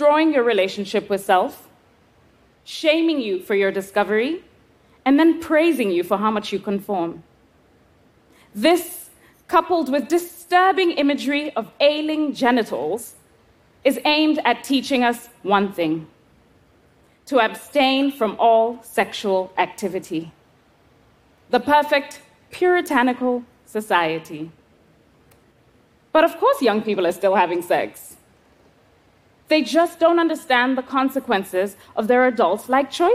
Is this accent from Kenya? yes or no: yes; Kenya; I was 11 years old, growing up in Kenya